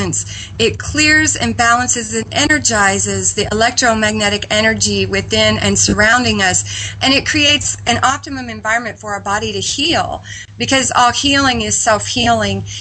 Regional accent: Midwest, United States; I was raised in the Midwest on a farm

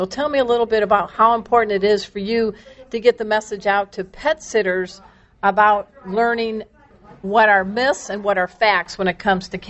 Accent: Chicago, Illinois, United States; I'm from the Chicago area, land of improv, Wells Street and all that.

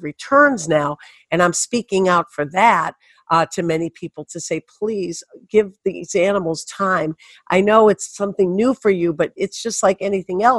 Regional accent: Detroit, Michigan, United States; also born or lived in Birmingham, Michigan / Bloomfield Hills, Michigan; I'm a Detroit girl. Yes, I grew up in Detroit, 7 Mile and James Cousins, and we moved to Birmingham, Bloomfield Hills

